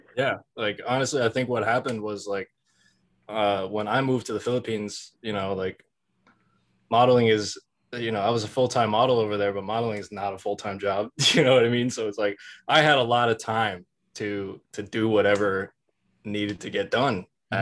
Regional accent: New Jersey, United States; I'm from Jersey

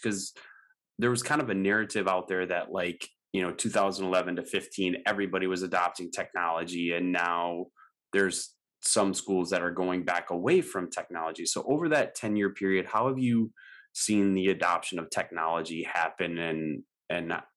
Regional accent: Wisconsin, United States; moved away as an adult; now in Houston, United States; I grew up in Wisconsin, but ended up in Houston

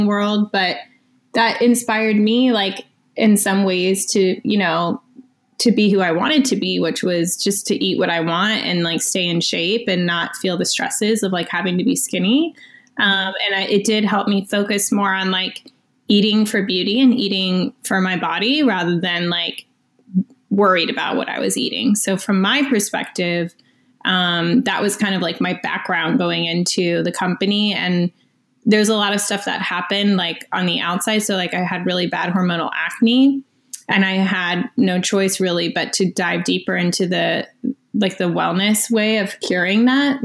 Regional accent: Florida, United States; moved away as an adult; now in Los Angeles, United States; I'm from Florida, actually, but I've lived here for 8 years now.

